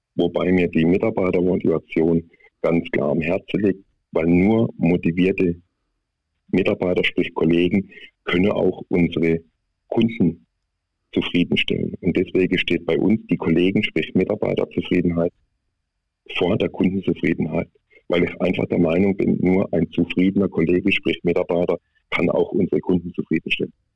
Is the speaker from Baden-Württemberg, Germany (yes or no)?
yes; Baden-Württemberg, Germany; accent: Swiss German; ich komme aus Südbaden. sage ich mal, ich bin ein Halbschweizer, weil ungefähr 20 Kilometer vor der Schweizer Grenze bin